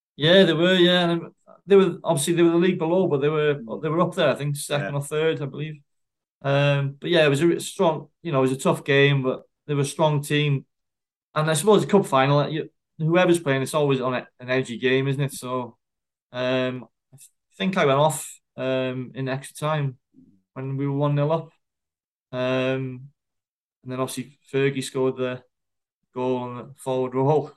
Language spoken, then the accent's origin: English; Wrexham, Wales, United Kingdom; my country, my hometown